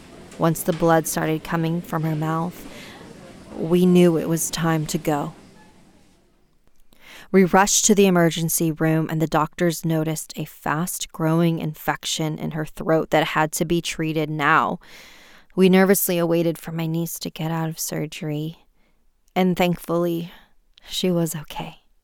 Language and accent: English; China; Growing up in China, I remember forcing my eyes shut as hard as I could every night